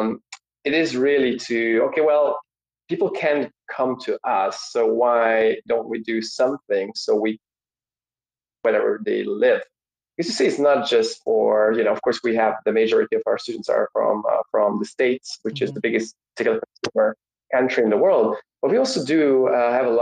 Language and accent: English; Hungary; moved away as an adult; also born or lived in England; I'm originally from Hungary. And I grew up there.